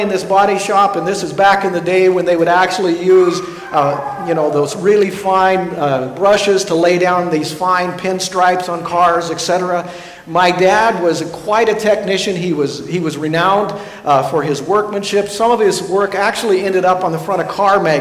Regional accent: Ulysses, Kansas, United States; I grew up in Ulysses, and it's a very small town.

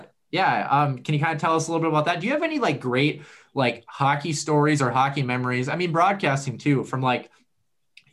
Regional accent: United States

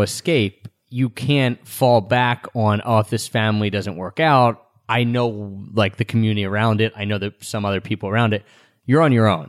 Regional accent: outside of Philadelphia, Pennsylvania, United States; moved away; also born or lived in Japan; we've grown up never being the minority for us in where we grew up outside of Philadelphia

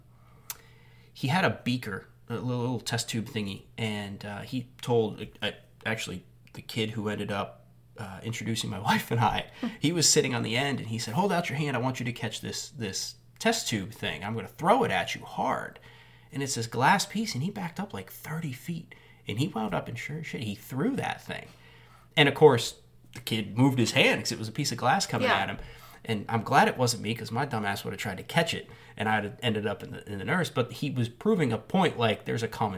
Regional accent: Northeast, United States; now in Southeast, United States; I grew up in the Northeast

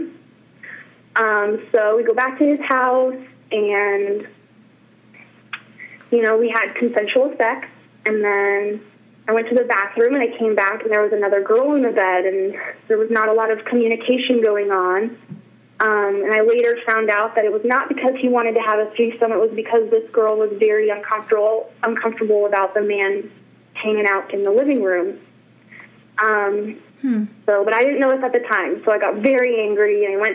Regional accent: Northern California, United States; moved away; also born or lived in Wyoming; I'm from Northern California and Wyoming, and I lived in Wyoming for about 10 years

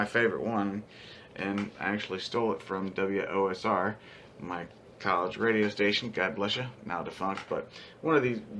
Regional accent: Ohio, United States; moved away as an adult; I'm from Ohio and just moved in here

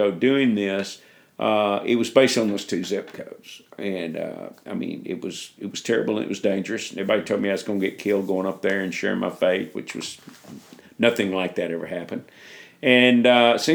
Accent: United States; moved away as an adult; also born or lived in Memphis, Tennessee; now in Africa; us as American Christians

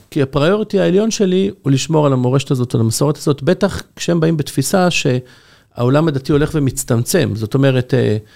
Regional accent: Jerusalem, Jerusalem District, Israel; now in Bnei Brak, Israel; אני גדלתי בירושלים, אבל כשהתחתנתי עברתי לגור בבני ברק, אשתי מבני ברק, ובני ברק זה כמה דקות מתל אביב.

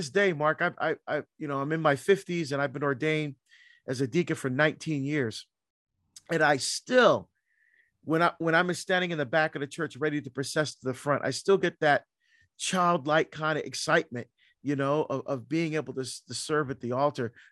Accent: Barbados; born there; Yeah, so I was born in Barbados, uh, in the West Indies, in the Caribbean.

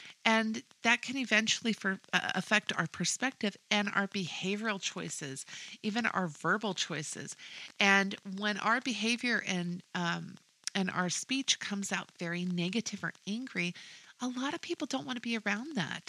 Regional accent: Washington, United States; moved away as an adult; now in Texas, United States; I'm originally from Washington State

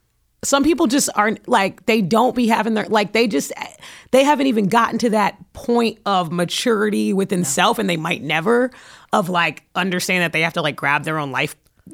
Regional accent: New York City, New York, United States; I'm from Brooklyn.

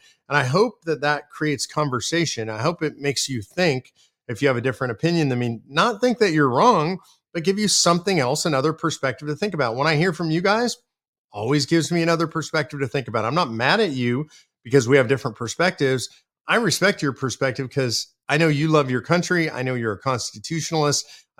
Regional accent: California, United States; because I'm originally from California.

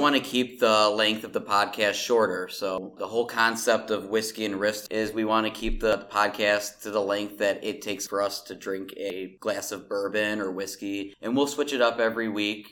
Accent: Mount Prospect, Illinois, United States; I grew up in Mount Prospect

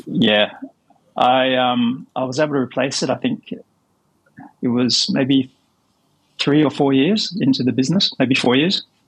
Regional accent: Australia; moved away as an adult; also born or lived in Minneapolis, United States / Hong Kong / Italy; I grew up in Australia

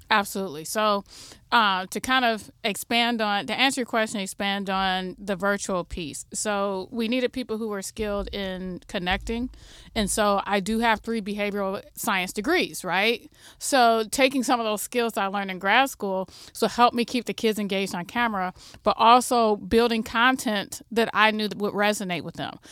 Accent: Toledo, Ohio, United States; also born or lived in Michigan; I'm homegrown from Toledo. I went away to school, graduated from University of Michigan and Ohio State, and then came back to figure out how I could improve the co-, the community that raised me

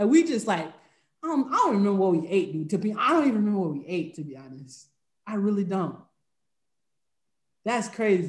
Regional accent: Spartanburg, South Carolina, United States; my hometown of Spartanburg

